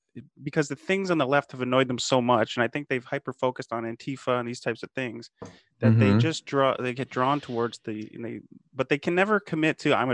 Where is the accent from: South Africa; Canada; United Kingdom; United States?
Canada; I'm a Canadian yeah. too, so this is in our neck of the woods